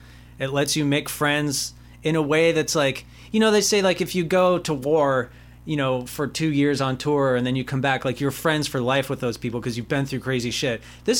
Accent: Los Angeles, California, United States; I grew up in Los Angeles

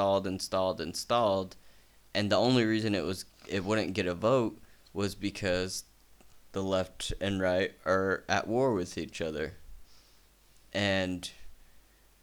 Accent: United States; I'm from the United States

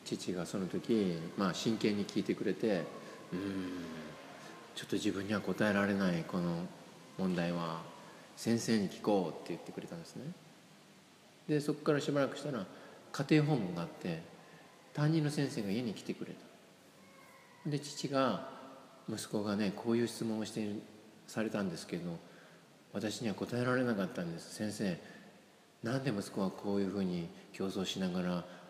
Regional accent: Osaka, Japan; 私は小学校時代はね、大阪で育って

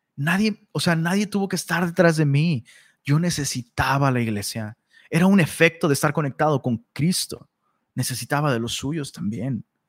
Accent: Taxco, Guerrero, Mexico; also born or lived in Cuernavaca, Morelos; yo soy de Tasco

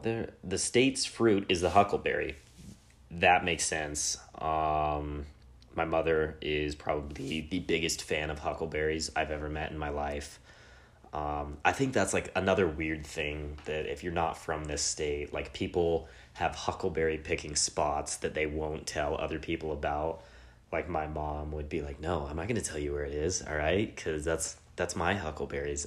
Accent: Rigby, Idaho, United States; growing up in Rigby, we're like, ah, we have a lake

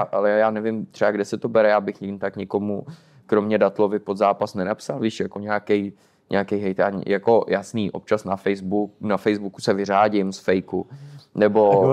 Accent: Czechia; now in Poland; nikdy jsem třeba nebyl jako hrdý Čech

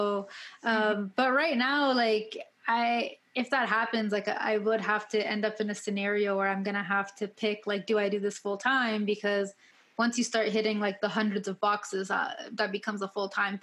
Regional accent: Ottawa, Ontario, Canada; now in Kitchener-Waterloo, Canada; I first moved here, because I'm originally from Ottawa.

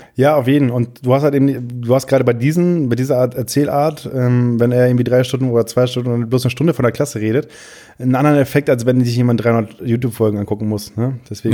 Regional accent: Friesland, Lower Saxony, Germany; also born or lived in Wiesmoor; ich komme aus Friesland, aus dem kleinsten Dorf

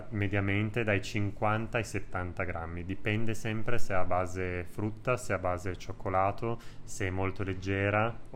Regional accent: Piedmont, Italy; Allora, da buon piemontese con tantissimi tuorli

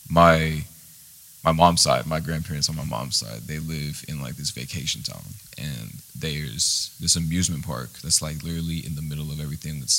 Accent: Istanbul, Turkey; born there; I was born in Istanbul, Turkey.

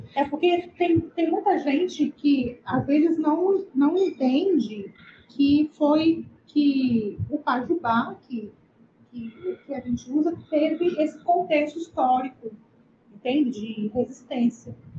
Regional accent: Vitória, Espírito Santo, Brazil; sou aqui de Vitória, no Espírito Santo

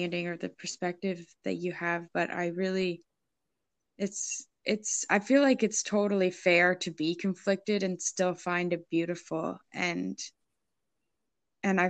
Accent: Ontario, Canada; moved away; also born or lived in St. John's, Newfoundland and Labrador; I'm from Ontario, and you know, I'm from Ontario, and I went to St. John's

